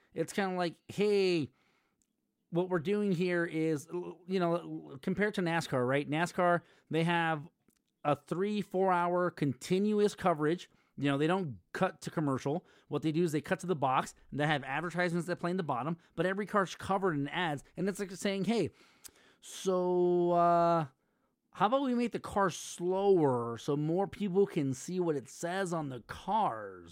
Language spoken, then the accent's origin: English; Los Angeles, California, United States; I'm from the San Fernando Valley